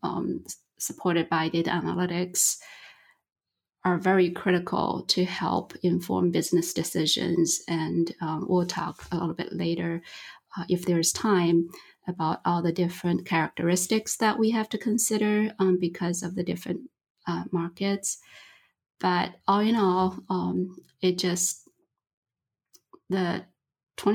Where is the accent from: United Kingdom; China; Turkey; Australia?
China; now in Michigan, United States; I'm originally from China